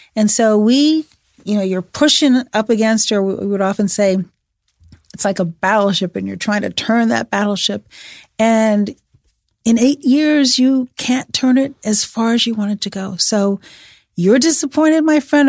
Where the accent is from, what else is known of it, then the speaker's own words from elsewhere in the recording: Chicago, Illinois, United States; I'm from Chicago